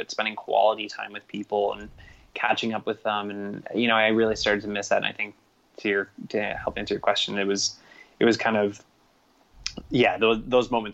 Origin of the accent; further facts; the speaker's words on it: Toronto, Ontario, Canada; moved away as an adult; growing up in a city, growing up in Toronto, I was and going to school there, even university there, working there through my whole life